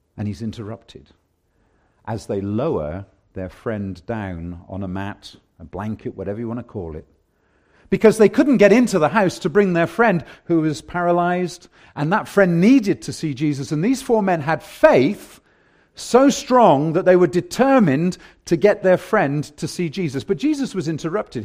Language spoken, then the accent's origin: English; England, United Kingdom; now in Canada; I'm English